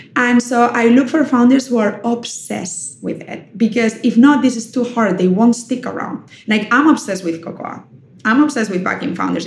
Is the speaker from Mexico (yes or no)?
no; Germany; moved away; also born or lived in Spain; I was raised in Germany